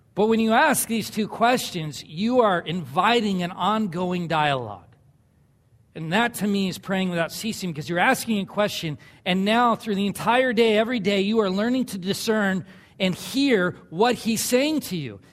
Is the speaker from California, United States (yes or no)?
yes; Southern California, United States; moved away; I grew up in Southern California